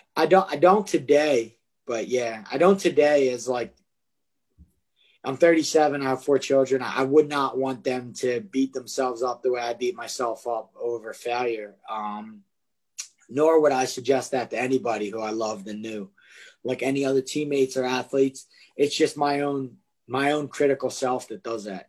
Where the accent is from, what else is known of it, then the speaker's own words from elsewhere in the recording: Philadelphia, Pennsylvania, United States; I grew up in Kensington, which is like probably possibly one of the most drug ridden, terrible places in Philadelphia to grow up.